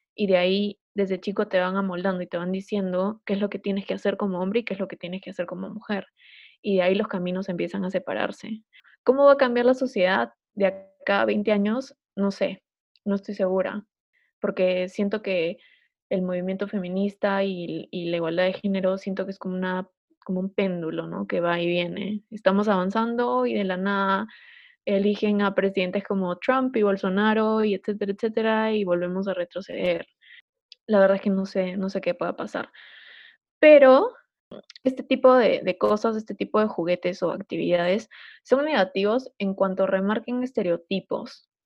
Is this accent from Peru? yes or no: yes; Peru; somos los peruanos